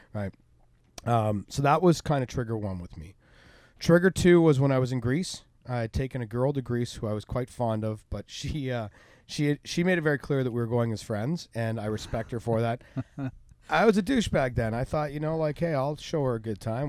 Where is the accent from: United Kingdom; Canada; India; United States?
Canada; Unionville, Ontario; my hometown of Unionville